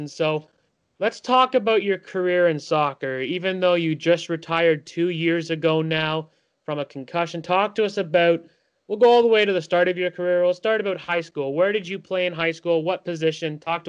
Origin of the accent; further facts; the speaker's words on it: Canada; us Canadian people up here in Canada